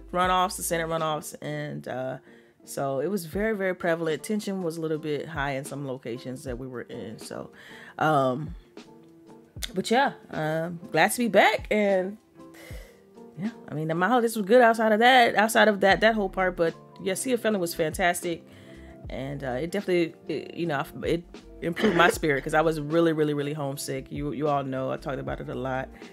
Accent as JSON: {"language": "English", "region": "Georgia", "country": "United States", "tie": "born or raised there", "moved": "yes", "lives_now": "Washington, United States", "said": "my home state, which is Georgia"}